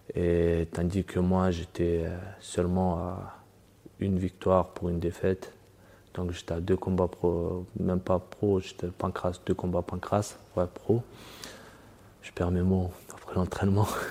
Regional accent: France; also born or lived in Dagestan, Russia; je suis né au Daghestan et à 8 ans, je suis arrivé en France avec la famille

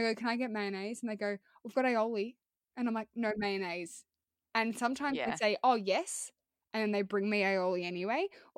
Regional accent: United Kingdom; Yeah, but I'm very British and I'm going to cover this later.

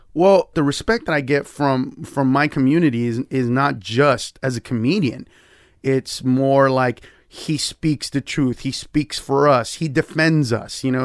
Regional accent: Los Angeles, California, United States; I grew up in East L

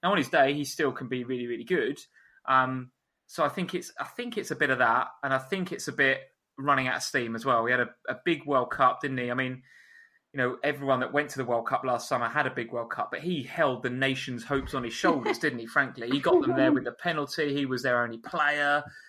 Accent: North West England, United Kingdom; accent: Scouse; I'm Liverpool, yeah. Can you tell from my Scouse accent?

